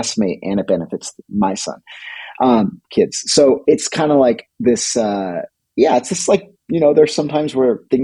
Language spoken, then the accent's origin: English; California, United States; moved away as an adult; now in Iceland; we grew up in California by the beach